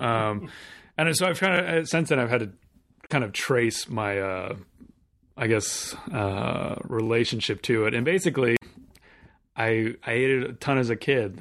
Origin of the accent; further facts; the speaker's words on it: Southern California, United States; I grew up in Southern California